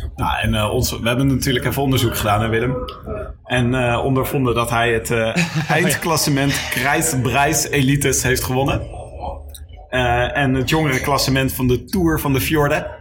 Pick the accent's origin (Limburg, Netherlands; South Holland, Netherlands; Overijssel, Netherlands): South Holland, Netherlands; Leiden; ik kom zelf uit Leiden.